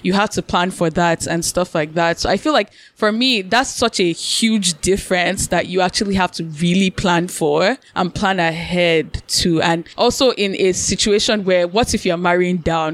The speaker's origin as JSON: {"language": "English", "country": "Nigeria", "said": "we're Nigerian"}